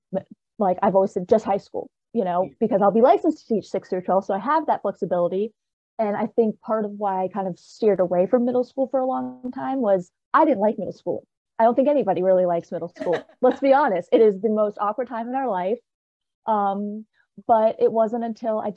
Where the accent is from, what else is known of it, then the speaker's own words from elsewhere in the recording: Richmond, Virginia, United States; moved away as an adult; now in Harrisonburg, United States; I'm originally from Richmond, Virginia, born and raised